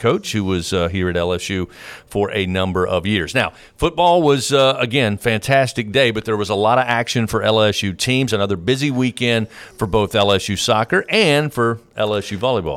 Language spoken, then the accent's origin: English; Eastern Kentucky, United States; now in Louisiana, United States; I grew up in Eastern Kentucky